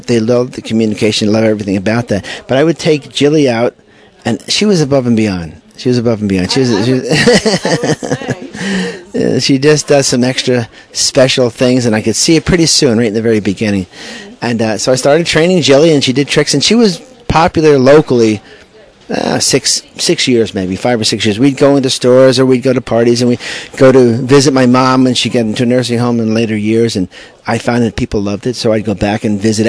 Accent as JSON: {"language": "English", "town": "Smithtown", "region": "New York", "country": "United States", "tie": "born or raised there", "lives_now": "Huntington, United States", "said": "I grew up in Smithtown. I live now in Huntington, Long Island"}